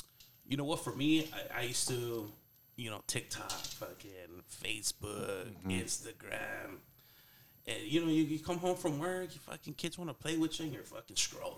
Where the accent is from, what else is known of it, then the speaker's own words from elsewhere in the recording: Los Angeles, California, United States; also born or lived in South Gate, California / Chino Hills, California / Fairchild; me growing up in East